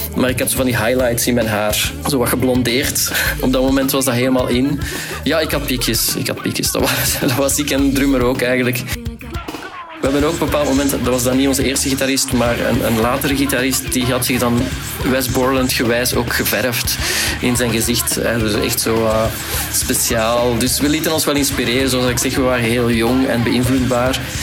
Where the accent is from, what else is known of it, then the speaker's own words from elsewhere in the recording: Tienen, Flanders, Belgium; We zijn ook opgegroeid in Tien.